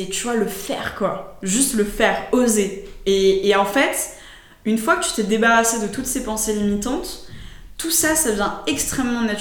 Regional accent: United States; qu'est-ce que c'était l'école pour moi en tant qu'Américain

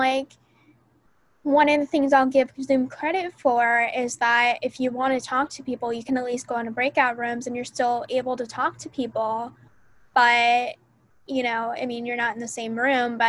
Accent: Florida, United States; moved away as an adult; now in Tennessee, United States; I'm from out of state, I'm from Florida

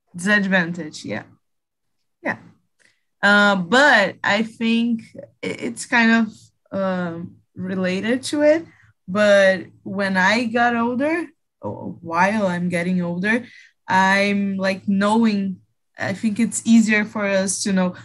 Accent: Rio de Janeiro, Brazil; English is a second language; I'm 23 years old and I'm from Rio de Janeiro

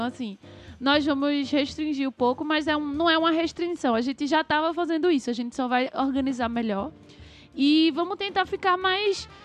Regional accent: Brazil; a gente é brasileiro

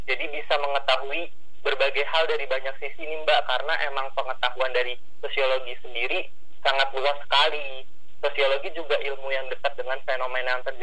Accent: Cirebon, West Java, Indonesia; Saya asalnya dari Cirebon Jawa Barat.

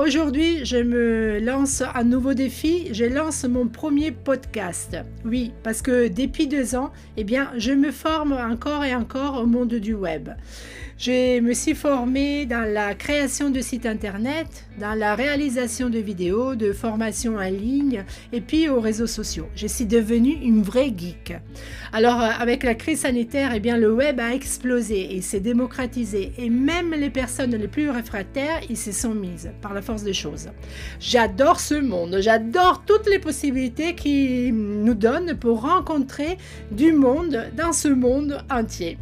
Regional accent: Italy; French is a second language; moved away as an adult; now in France; je suis italienne. Oui, pour ceux qui se posaient la question d'où ça vient cet accent euh, bizarroïde. Je suis arrivée en France à l'âge de 22 ans

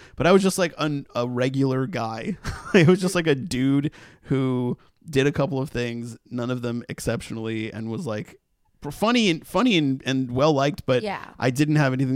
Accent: Massachusetts, United States; now in Los Angeles, United States; we're from Massachusetts

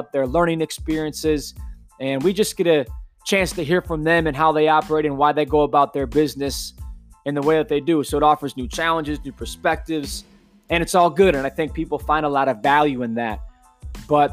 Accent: Plymouth, Michigan, United States; Born and raised in Plymouth, Michigan my entire life.

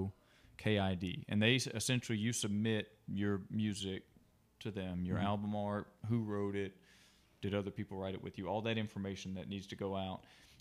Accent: Ashland, Alabama, United States; born there; I was born in Alabama, which is a small town, Ashland and Lineville. They're two different towns, but they're really close together.

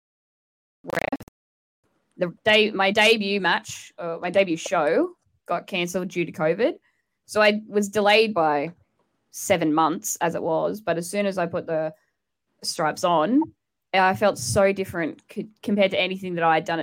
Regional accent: Australia; also born or lived in Newcastle; I'm from Australia. I referee down in Newcastle

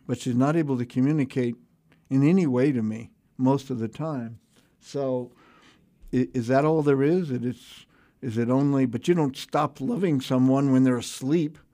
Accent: Houston, Texas, United States; American, you know, sort of English Isles, but three hundred years ago, American family in, in Houston, Texas

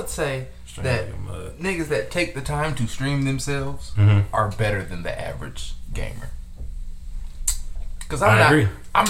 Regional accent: Detroit, Michigan, United States; Like we're from Detroit.

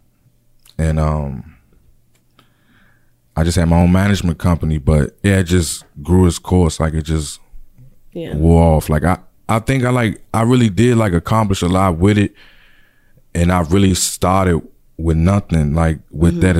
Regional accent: Hopkinsville, Kentucky, United States; now in Landover, United States; I'm originally from Hopkinsville, Kentucky

